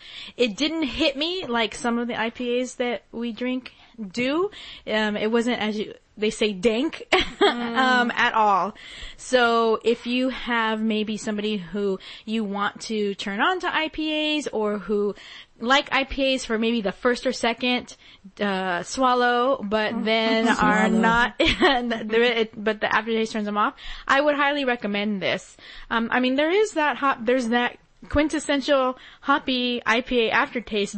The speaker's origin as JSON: {"language": "English", "town": "Hanford", "region": "California", "country": "United States", "tie": "born or raised there", "said": "I am from the Central Valley. And so Fresno is about 30 minutes north of my hometown, Hanford, California."}